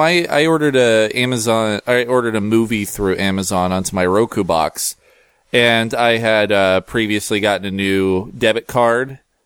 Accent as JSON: {"language": "English", "town": "Seattle", "region": "Washington", "country": "United States", "said": "I'm from Seattle"}